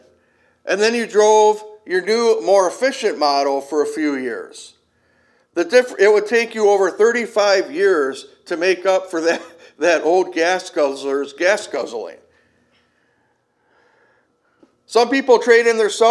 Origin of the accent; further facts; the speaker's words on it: Kenosha, Wisconsin, United States; Growing up in Kenosha, a lot of the people down there are Cubs fans